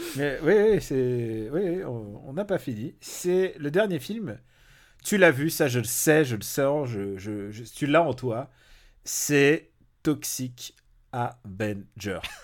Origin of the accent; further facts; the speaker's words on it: Normandy, France; moved away; j'ai passé une partie de mon enfance aussi en Normandie